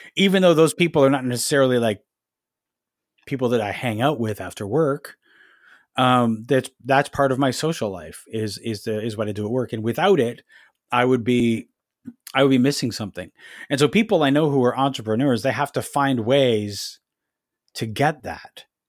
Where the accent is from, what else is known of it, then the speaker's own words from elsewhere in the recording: Ajax, Ontario, Canada; moved away as an adult; now in Toronto, Canada; I grew up in Ajax, which is about a thirty minutes drive outside of Toronto